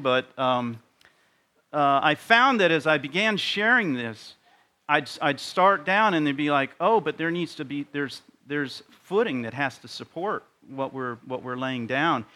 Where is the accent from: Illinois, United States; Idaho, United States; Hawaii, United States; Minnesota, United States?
Hawaii, United States; moved away; I grew up in Hawaii